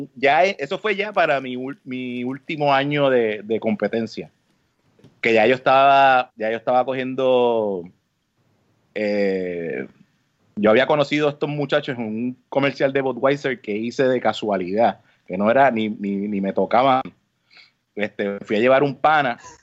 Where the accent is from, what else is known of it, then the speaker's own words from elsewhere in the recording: San Juan, Puerto Rico; moved away as an adult; also born or lived in Carolina, Puerto Rico / Trujillo Alto, Puerto Rico; now in United States; yo me crié en, Río Piedra, este, entre Río Piedra y Carolina